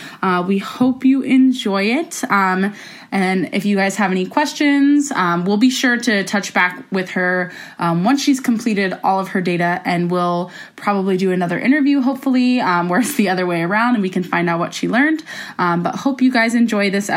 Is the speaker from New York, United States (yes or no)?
no; Ohio, United States; also born or lived in Florida; now in California, United States; I grew up in Ohio, went to school in Florida. I've lived in seven states.